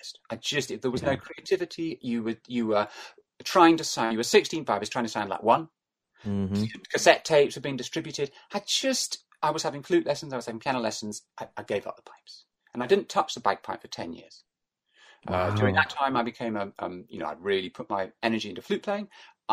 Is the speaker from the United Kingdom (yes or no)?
yes; Glasgow, Scotland, United Kingdom; I grew up in Glasgow